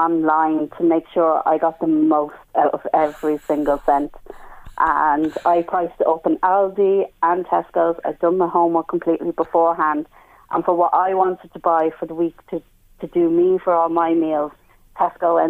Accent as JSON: {"language": "English", "country": "Ireland", "said": "I'm so Irish"}